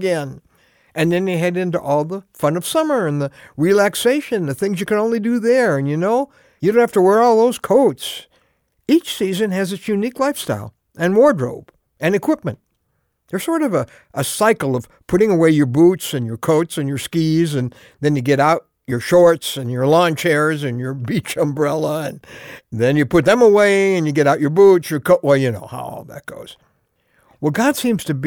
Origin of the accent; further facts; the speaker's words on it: the North, United States; also born or lived in New Jersey; I grew up in the North.